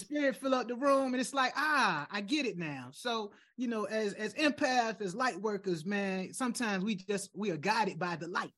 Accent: United States; as an American

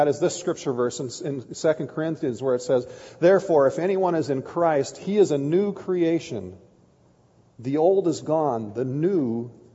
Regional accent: Kiester, Minnesota, United States; I grew up in Keister, Minnesota

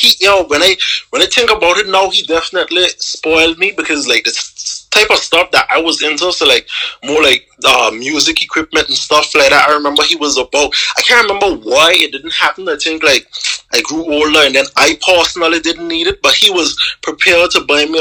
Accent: Anguilla; I'm from Anguilla

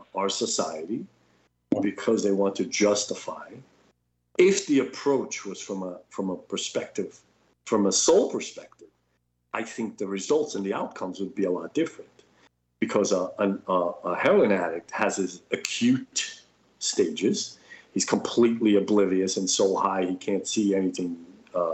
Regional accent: New York City, New York, United States; I grew up in New York City

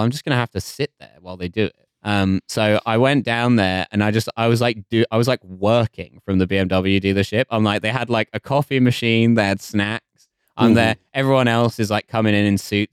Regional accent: United Kingdom; I am British

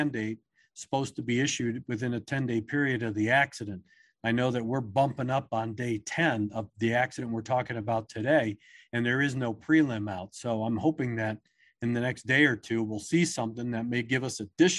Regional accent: Maryland, United States; I grew up on the East Coast in Maryland

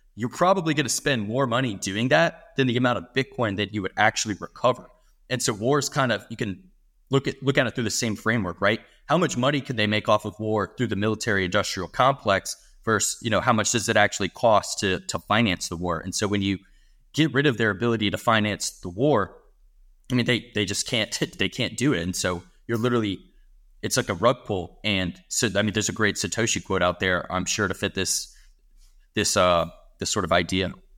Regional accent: United States; I'm an American. I'm living in America for the rest of my life

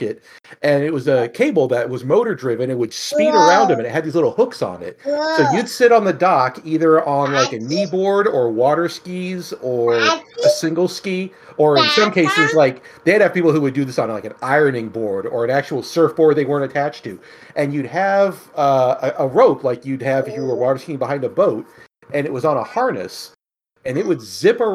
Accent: California, United States; now in Missouri, United States; my hometown in California.

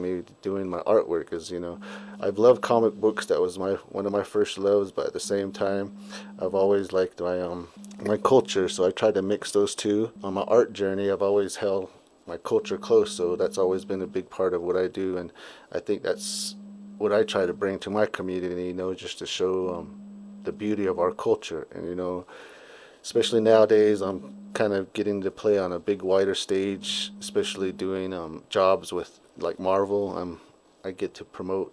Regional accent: Shiprock, New Mexico, United States; now in Bloomfield, United States; I was born in Shiprock, New Mexico, and I'm currently based out of Bloomfield, New Mexico

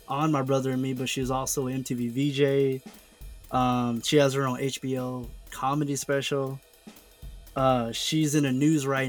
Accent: the South, United States; I'm from the South

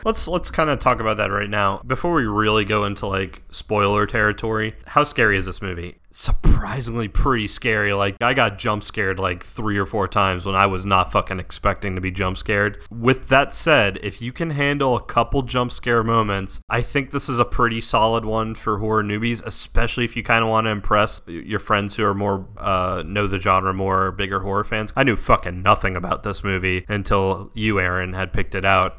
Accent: Southeast, United States; we're both from the Southeast and we're both very used to, like, podunk

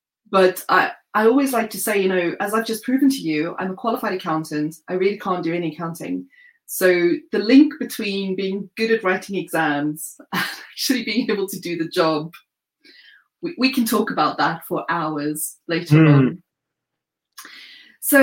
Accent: South Africa; now in United Kingdom; from South Africa, although I've lived in the UK for more than a decade now. So I understand that my accent is mellowed somewhat.

